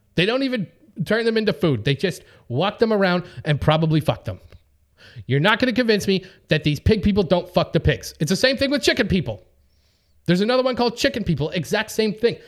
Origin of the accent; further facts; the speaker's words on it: Winnipeg, Manitoba, Canada; now in Los Angeles, United States; I'm from Winnipeg, you know, we have a 100 degree Celsius temperature range between our hottest and coldest day